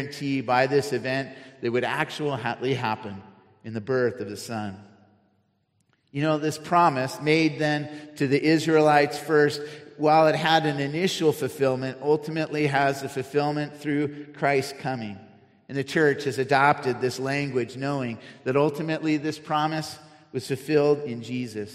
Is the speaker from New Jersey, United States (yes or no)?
no; Cupertino, California, United States; also born or lived in San Diego; I grew up in Cupertino near San Jose